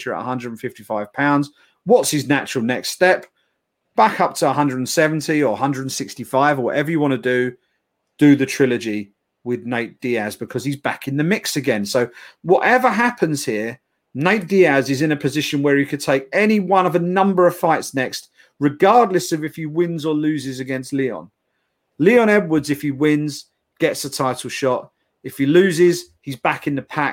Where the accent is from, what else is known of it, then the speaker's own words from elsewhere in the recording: United Kingdom; we are the Brit pack